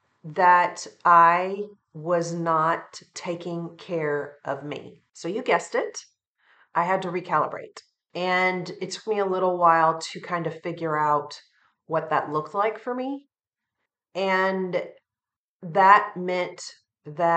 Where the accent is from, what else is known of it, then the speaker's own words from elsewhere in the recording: Western Kentucky, United States; my area that I grew up in Western Kentucky